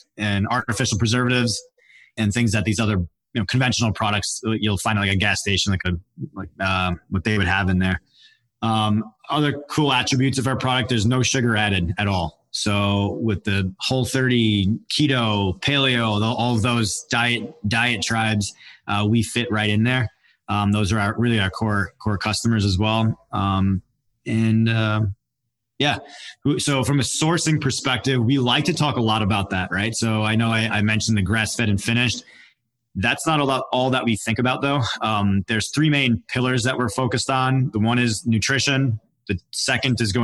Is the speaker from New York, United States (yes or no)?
yes; Long Island, New York, United States; moved away as an adult; also born or lived in West Palm Beach, Florida; I was born and raised in Long Island, New York, had 3 sisters